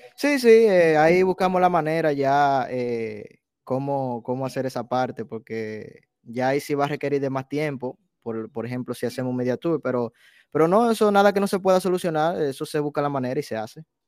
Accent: Dominican Republic; first language Spanish; also born or lived in New York City; now in New York, United States; yo nací me crié en la República, en la República Dominicana

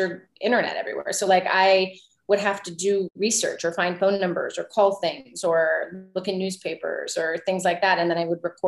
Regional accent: Canada; also born or lived in Vancouver

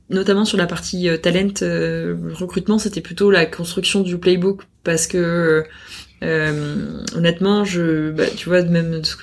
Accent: France; moi accessoirement donc je suis française déjà c'est une boîte française

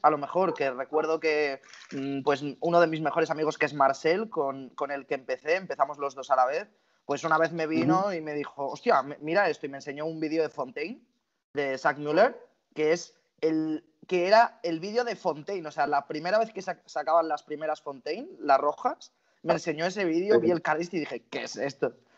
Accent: Barcelona, Catalonia, Spain; tengo 23 años, soy de Barcelona

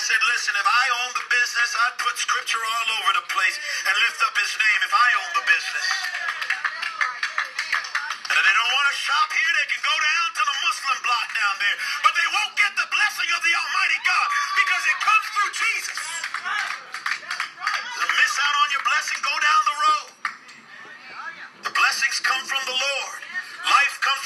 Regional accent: Canada; I'm not even from here. I'm from Canada

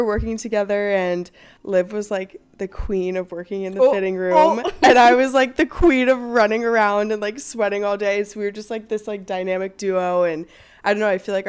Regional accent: Maryland, United States; moved away as an adult; now in Los Angeles, United States; I grew up in Maryland, East Coast gal, and I moved to California or LA about like 4 years ago.

